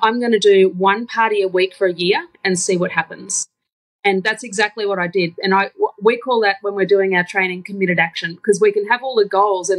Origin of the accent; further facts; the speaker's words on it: Townsville, Queensland, Australia; moved away as an adult; now in Brisbane, Australia; So I'm a Townsville girl, born and bred. And I've been living in Brisbane for the last almost 20 years.